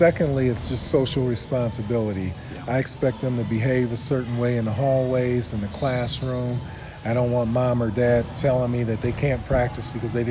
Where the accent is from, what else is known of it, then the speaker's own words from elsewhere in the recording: Akron, Ohio, United States; I was born in Akron, Ohio